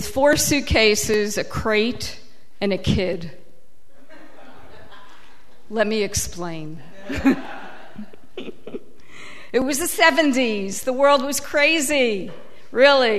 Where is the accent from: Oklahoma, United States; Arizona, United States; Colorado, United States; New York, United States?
New York, United States; New York City; also born or lived in Israel; I grew up in Queens and went to Queens College, City University